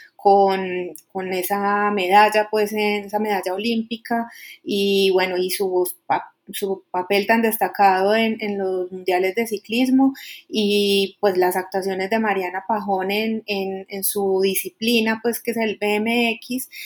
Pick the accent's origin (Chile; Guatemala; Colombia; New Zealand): Colombia; como colombiano